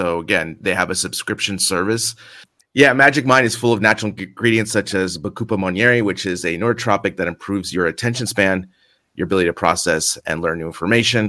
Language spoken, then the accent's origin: English; San Francisco, California, United States; now in Madrid, Spain; I'm from San Francisco